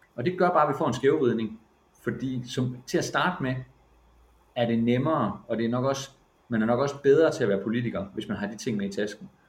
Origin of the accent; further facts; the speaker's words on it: Silkeborg, Central Denmark Region, Denmark; moved away as an adult; now in Bornholm, Denmark; i Silkeborg, hvor jeg kommer fra